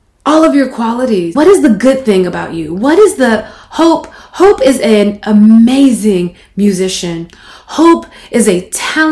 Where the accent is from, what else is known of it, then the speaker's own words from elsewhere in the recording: Mississippi, United States; moved away; growing up in Mississippi